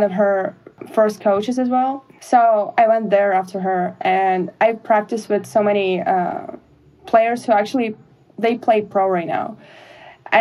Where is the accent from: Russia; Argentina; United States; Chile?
Russia; moved away as an adult; growing up in Russia, we don't have softball, lacrosse, even football